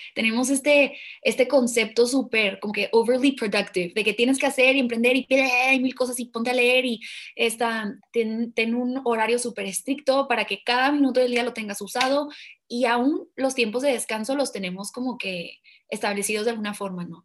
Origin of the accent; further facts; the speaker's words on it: Mexico; siendo mexicanos que somos